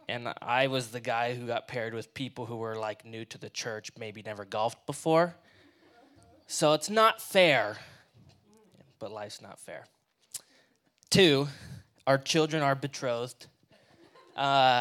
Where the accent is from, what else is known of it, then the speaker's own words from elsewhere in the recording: Washington, United States; also born or lived in Martinez, California; I'm from here. I'm from Washington